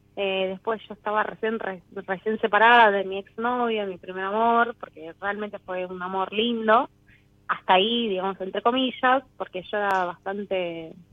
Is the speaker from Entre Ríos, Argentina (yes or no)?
no; Quilmes, Buenos Aires Province, Argentina; Nací en Quilmes, sí, sí, sí, tengo una hermana gemela.